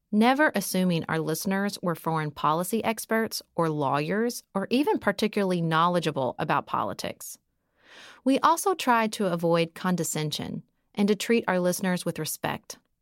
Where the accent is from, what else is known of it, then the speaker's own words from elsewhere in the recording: Paducah, Kentucky, United States; moved away as an adult; also born or lived in Washington, D.C.; move to my hometown of Paducah, Kentucky